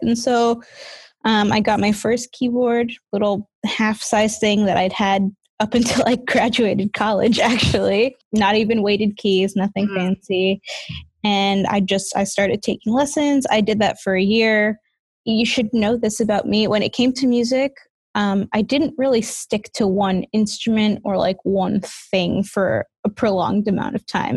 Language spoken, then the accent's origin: English; New York City, New York, United States; moved away as an adult; now in Oregon, United States; I grew up in New York City, in Queens, going to school in Manhattan and working in Manhattan